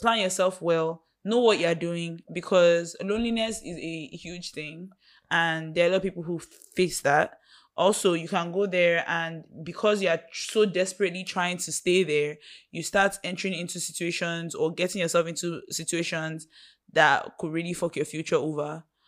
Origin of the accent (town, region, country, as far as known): Nigeria